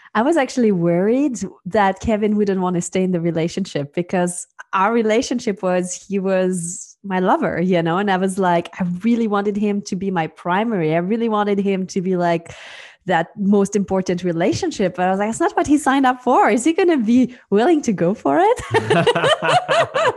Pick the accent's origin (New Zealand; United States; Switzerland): Switzerland; moved away; I am originally from Switzerland. Um, so that's where I grew up.